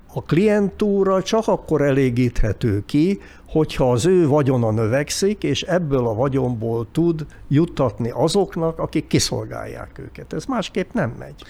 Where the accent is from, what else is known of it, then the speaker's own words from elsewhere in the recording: Hungary; mint magyarok